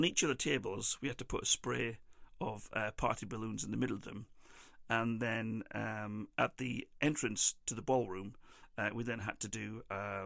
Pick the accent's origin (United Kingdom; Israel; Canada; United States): United Kingdom; England; The only plus thing that I had for me while I was over there was being English